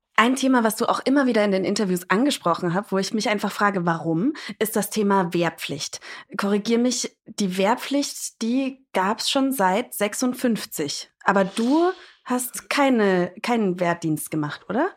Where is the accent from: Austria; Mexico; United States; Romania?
United States; ich bin Amerikanerin